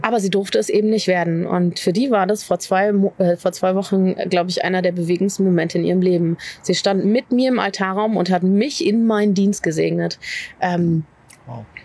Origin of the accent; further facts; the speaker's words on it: Berlin, Germany; moved away as an adult; now in Dorfmark, Germany; Ich bin in Berlin groß geworden